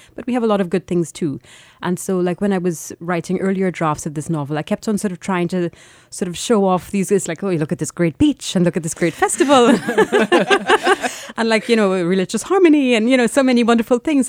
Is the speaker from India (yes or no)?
no; Trinidad & Tobago; moved away as an adult; now in London, United Kingdom; I was born in Trinidad and I lived there until I was eighteen.